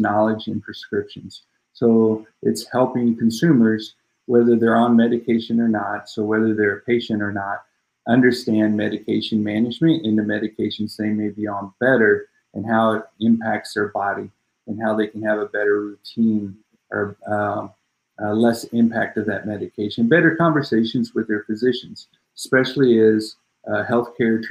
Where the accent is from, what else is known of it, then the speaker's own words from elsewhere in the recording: St. Louis, Missouri, United States; also born or lived in East Coast; now in Austin, United States; I'm originally from St. Louis